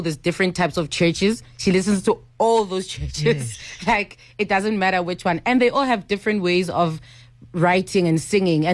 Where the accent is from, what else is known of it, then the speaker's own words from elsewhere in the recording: Johannesburg, Gauteng, South Africa; I'm born and bred in Alexandria Township. Still live there for now.